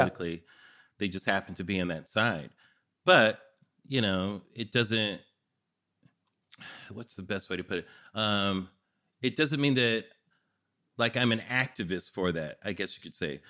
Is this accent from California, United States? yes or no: yes; California, United States; I'm from California